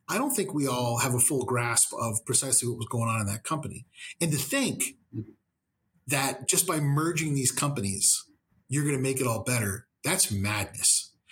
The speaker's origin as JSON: {"language": "English", "region": "Texas", "country": "United States", "tie": "born or raised there", "said": "those old church ladies I grew up with in Texas"}